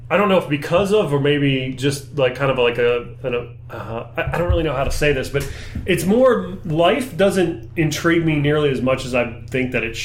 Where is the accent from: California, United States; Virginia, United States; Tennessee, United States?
Virginia, United States; Like, and I grew up on movies. That's why I don't have a Virginia accent as bad as some people.